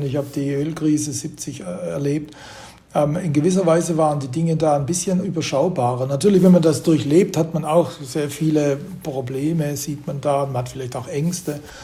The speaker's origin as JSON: {"language": "German", "country": "Germany", "said": "wir sind als Deutsche irgendwie mittendrin"}